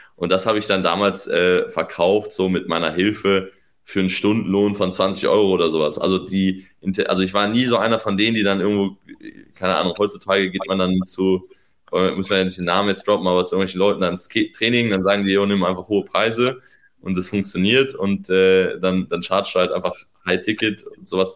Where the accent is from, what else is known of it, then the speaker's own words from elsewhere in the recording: Northern Germany, Germany; now in Berlin, Germany; ich bin Norddeutscher